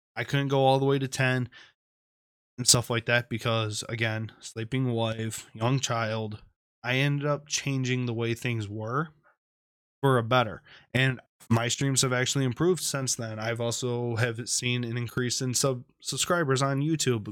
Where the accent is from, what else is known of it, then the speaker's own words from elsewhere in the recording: Michigan, United States; Flint, Michigan, right here in my home state.